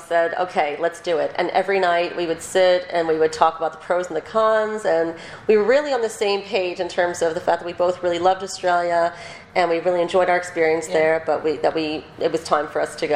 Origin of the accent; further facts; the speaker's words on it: New York, United States; moved away as an adult; now in Jerusalem, Israel; I'm originally from New York